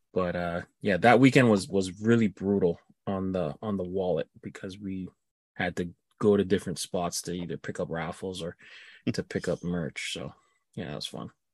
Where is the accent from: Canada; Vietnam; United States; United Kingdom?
Canada; me being Canadian